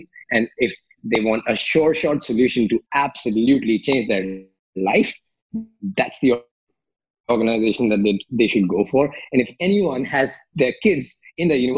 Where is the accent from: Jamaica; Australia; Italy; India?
India; moved away as an adult; also born or lived in Philippines / Malaysia; now in Paris, France; I grew up in India, like, you know, middle class family in India